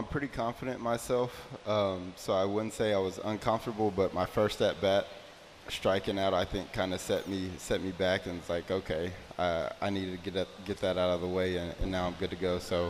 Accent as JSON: {"language": "English", "town": "Houston", "region": "Texas", "country": "United States"}